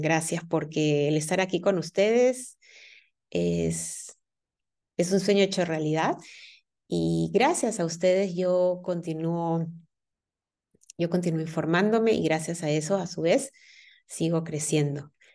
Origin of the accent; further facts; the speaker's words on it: Peru; now in Germany; Yo vivo en, en, Alemania y mi familia, pues está en mi país, yo soy de Perú